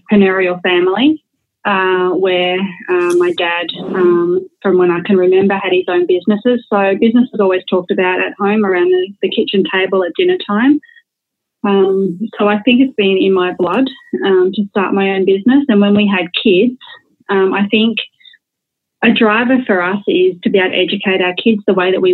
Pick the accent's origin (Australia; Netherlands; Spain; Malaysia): Australia; born or raised there